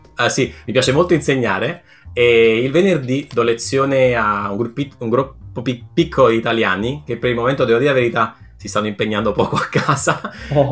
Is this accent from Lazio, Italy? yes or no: no; Naples, Campania, Italy; moved away as an adult; now in Barcelona, Spain; sono nato a Napoli